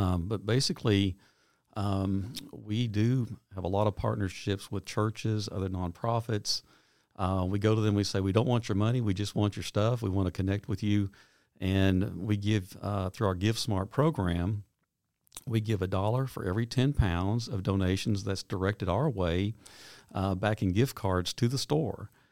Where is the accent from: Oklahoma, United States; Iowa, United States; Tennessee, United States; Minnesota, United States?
Tennessee, United States; Knoxville; moved away as an adult; now in Nashville, United States; I grew up in Knoxville.